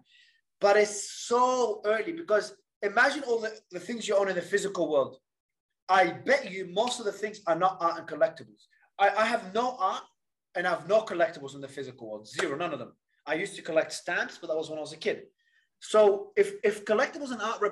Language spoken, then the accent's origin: English; Australia; also born or lived in Lebanon; Then I migrated out of Lebanon to Australia at about 9 years old